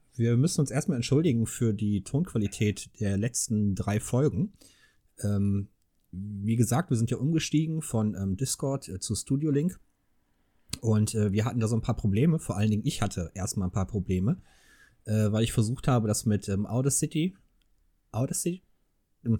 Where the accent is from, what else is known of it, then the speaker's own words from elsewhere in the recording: Ruhr area, North Rhine-Westphalia, Germany; now in Engelskirchen, Germany; ich bin ja im Ruhrgebiet geboren worden